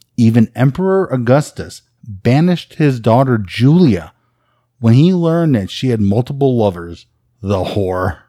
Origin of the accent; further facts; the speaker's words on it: Chicago, Illinois, United States; I grew up in Chicago